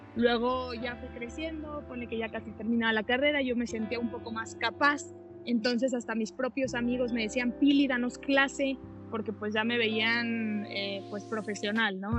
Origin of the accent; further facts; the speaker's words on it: Saltillo, Coahuila, Mexico; now in Mexico City, Mexico; tenía pastelerías en Monterrey y en Saltillo porque soy de Saltillo, Coahuila